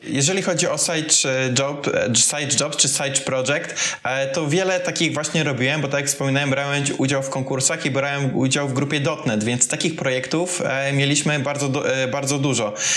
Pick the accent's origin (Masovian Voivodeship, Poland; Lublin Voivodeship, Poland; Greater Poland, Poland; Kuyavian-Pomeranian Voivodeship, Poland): Kuyavian-Pomeranian Voivodeship, Poland; moved away as an adult; also born or lived in Tricity / Gdynia; ja w ogóle pochodzę z małej miejscowości w Kujawsko-Pomorskim